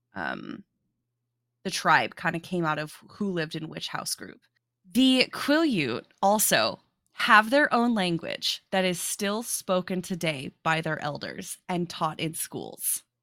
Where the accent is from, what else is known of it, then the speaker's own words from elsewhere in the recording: South Dakota, United States; I grew up in South Dakota